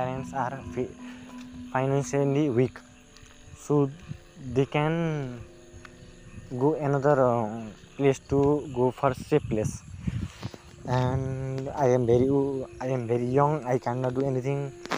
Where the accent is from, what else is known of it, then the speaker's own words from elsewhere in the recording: Nepal; also born or lived in India; I was born in India, and when at the age of seven years, I came in Nepal to live here forever.